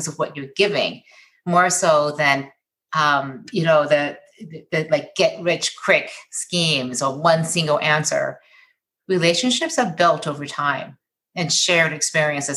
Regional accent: Michigan, United States

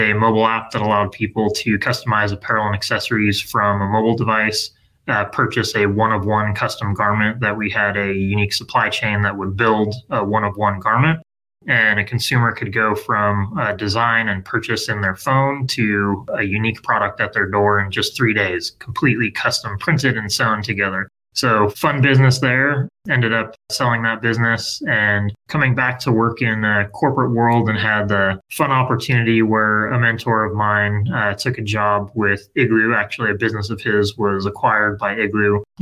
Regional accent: Southern California, United States; Born and raised in Southern California, 80s baby. So grew up skateboarding and surfing here

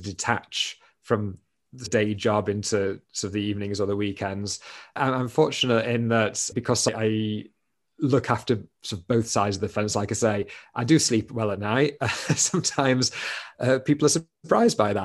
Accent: Doncaster, Yorkshire and the Humber, United Kingdom; moved away as an adult; I am originally from Doncaster

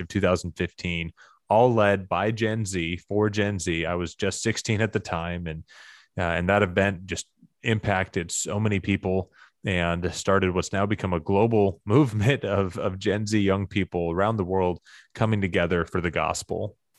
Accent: Arkansas, United States; my hometown in Arkansas where I was growing up

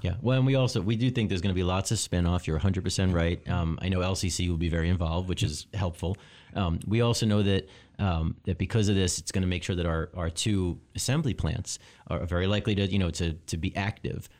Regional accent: Long Island, New York, United States; moved away as an adult; now in Lansing, United States; I grew up in New York. Uh, I grew up on Long Island

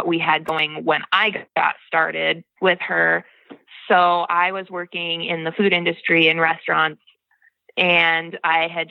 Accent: Joliet, Illinois, United States; moved away as an adult; now in Wellman, United States; I was born in Illinois, in the south suburbs of Chicago, Joliet

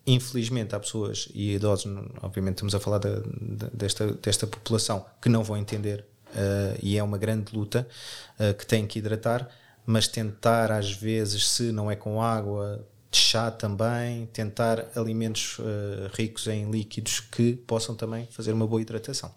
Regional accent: Portugal; nós, como bons portugueses

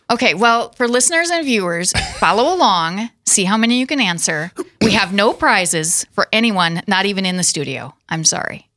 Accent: Watertown, South Dakota, United States; also born or lived in Castlewood, South Dakota; now in Sioux Falls, United States; born and raised in South Dakota in Watertown

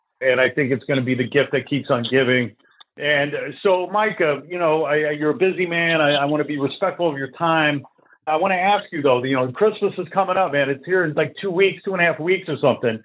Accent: Chicago, Illinois, United States; moved away as an adult; now in Los Angeles, United States; I'm a Chicago guy. I grew up out in Chicago.

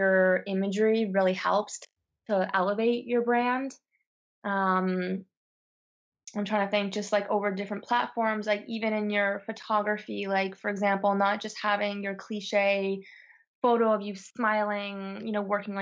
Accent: Toronto, Ontario, Canada; moved away as an adult; also born or lived in Montreal, Canada; now in south of France, France; I'm from Toronto. I went to school in Montreal

